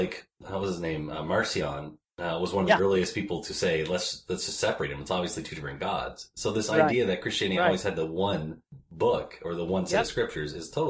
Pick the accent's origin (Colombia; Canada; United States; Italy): Canada; Well, we're Canadian.